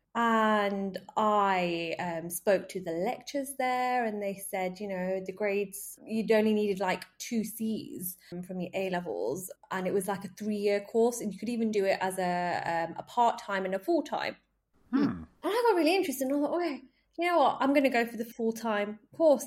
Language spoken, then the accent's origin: English; Manchester, North West England, United Kingdom; moved away as an adult; also born or lived in Wolverhampton; I'm originally from Manchester. That was where I was born and brought up